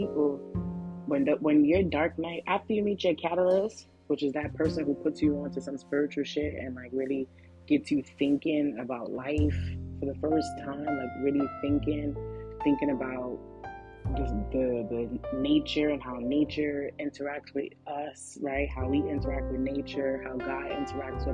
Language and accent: English; New York City, New York, United States; I'm a regular girl from the hood. Like, I'm from Flatbush